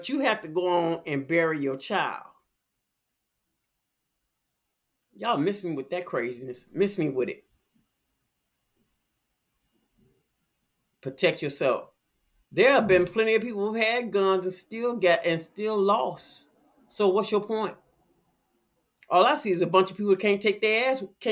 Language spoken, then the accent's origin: English; Chicago, Illinois, United States; I'm from Chicago.